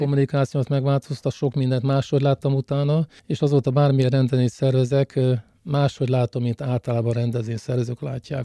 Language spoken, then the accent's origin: Hungarian; Szolnok, Jász-Nagykun-Szolnok, Hungary; Szolnokiak vagyunk